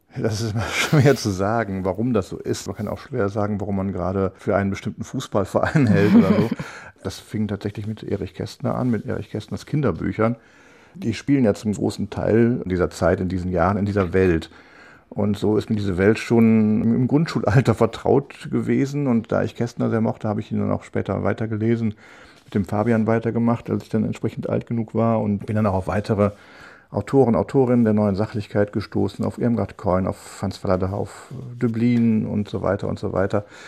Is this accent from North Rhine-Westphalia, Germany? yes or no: yes; North Rhine-Westphalia, Germany; ich bin Rheinländer und in Köln sagen wir, man muss auch Jönne können